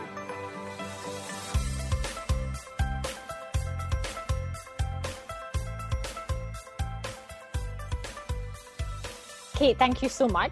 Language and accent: English; Scotland, United Kingdom; now in Canada; I'm Scottish, but I live in Canada